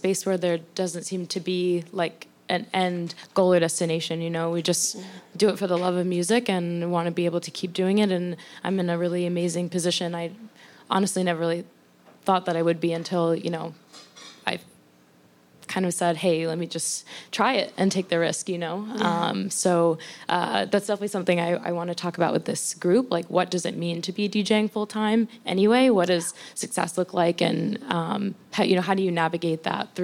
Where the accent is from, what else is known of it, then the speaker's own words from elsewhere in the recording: Charlotte, North Carolina, United States; moved away as an adult; also born or lived in Midwest; now in New York City, United States; I'm from Charlotte, North Carolina, and found my way here when I moved from the Midwest, where I started working after I graduated college.